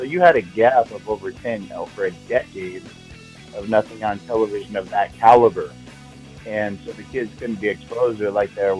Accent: Seattle, Washington, United States; I grew up in the Seattle area

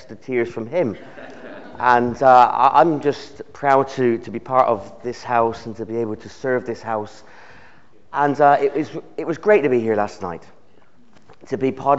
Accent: United Kingdom; The nation of the United Kingdom

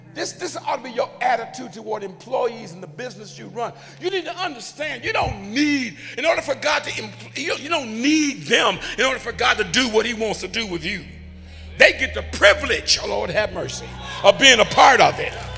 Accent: United States; We grew up in America

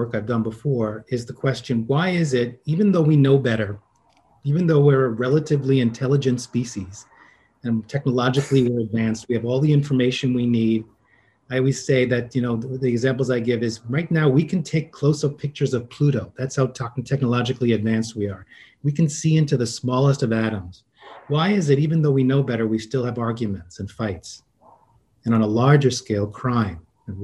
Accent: New York City, New York, United States; I'm originally from New York City, and it was a pretty volatile growing up

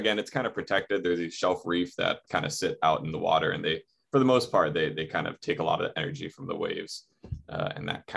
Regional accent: North Shore, Oahu, Hawaii, United States; growing up on the North Shore

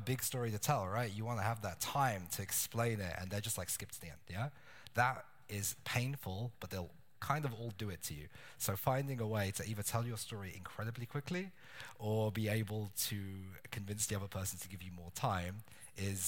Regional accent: London, United Kingdom; moved away as an adult; also born or lived in Hamburg / Philippines / Hong Kong; now in Berlin, Germany; I'm from London, and I've built businesses there

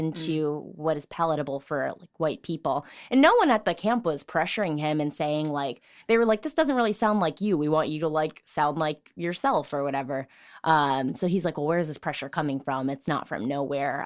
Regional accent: Richton Park, Illinois, United States; I'm from Richton Park.

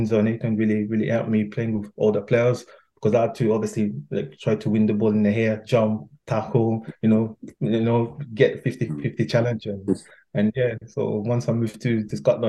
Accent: Paris, Île-de-France, France; English is a second language; moved away; also born or lived in England; growing up in Paris

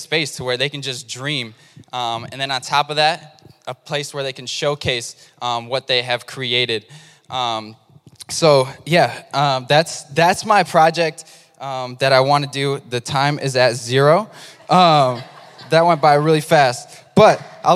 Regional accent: Lansing, Michigan, United States; growing up in Lansing, like as far as I can remember, like even back to elementary school

